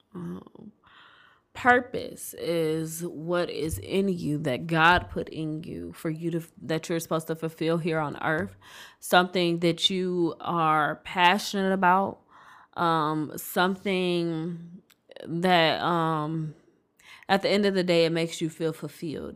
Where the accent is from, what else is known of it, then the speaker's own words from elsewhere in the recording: Detroit, Michigan, United States; also born or lived in Inkster, Michigan / Royal Oak, Michigan; I'm from Detroit.